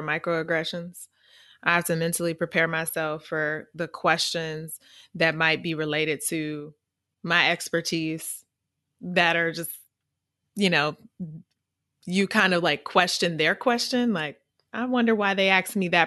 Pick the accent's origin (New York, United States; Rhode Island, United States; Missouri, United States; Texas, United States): Missouri, United States; accent: AAVE; I'm from Missouri. We have a certain dialect that we speak